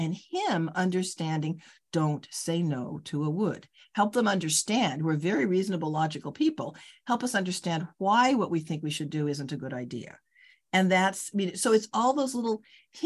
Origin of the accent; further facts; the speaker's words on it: Los Angeles, California, United States; moved away as an adult; also born or lived in Chicago; LA, which is, you know, where I grew up